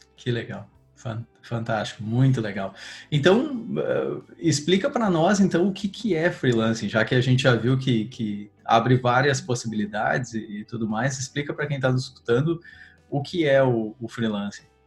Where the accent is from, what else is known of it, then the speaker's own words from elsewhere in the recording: Rio Grande do Sul, Brazil; sou do Rio Grande do Sul